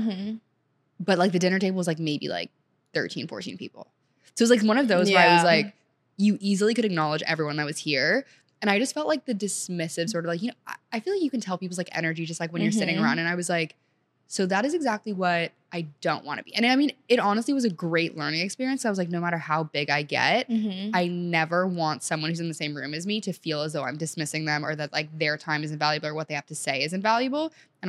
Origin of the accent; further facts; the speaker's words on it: Senegal; now in United States; so I went from, like, growing up in Senegal where, like, I would speak French regularly with, like, my nanny and just, like, school in general, to coming to the U.S.